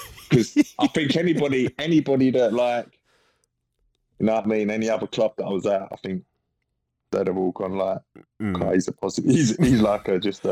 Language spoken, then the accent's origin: English; London, United Kingdom; also born or lived in Barking; I grew up in a place called Manor Park, which is in between Ilford and East Ham.